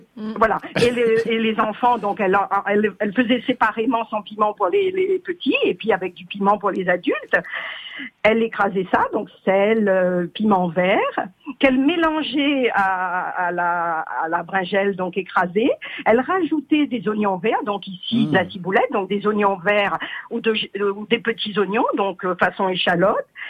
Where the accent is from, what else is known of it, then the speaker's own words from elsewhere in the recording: Réunion; now in Aude, France; je suis née à la Réunion, je suis je suis réunionnaise